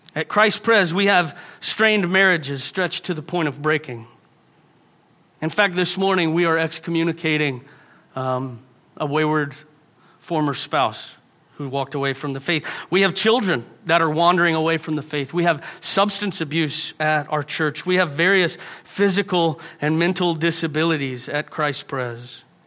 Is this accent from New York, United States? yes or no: no; Houston, Texas, United States; moved away; I grew up in Houston. If you've been to Houston, it's a great place to be from.